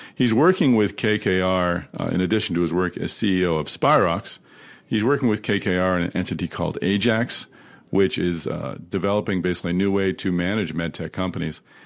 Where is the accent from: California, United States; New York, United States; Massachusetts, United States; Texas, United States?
Massachusetts, United States; I'm from Massachusetts. I live in Boston